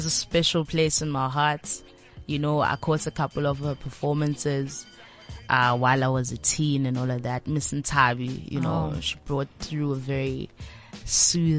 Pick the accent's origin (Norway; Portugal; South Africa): South Africa; Daveyton, Gauteng; I'm from the East End